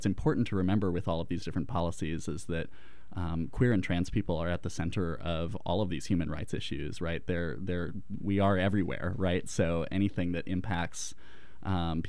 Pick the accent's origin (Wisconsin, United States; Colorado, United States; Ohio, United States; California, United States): Colorado, United States; I grew up in Colorado